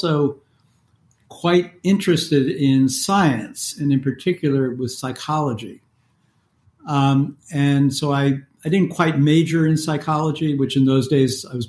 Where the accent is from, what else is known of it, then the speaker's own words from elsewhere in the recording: New York metropolitan area, United States; I was raised in the New York metropolitan area in the 1950s and 60s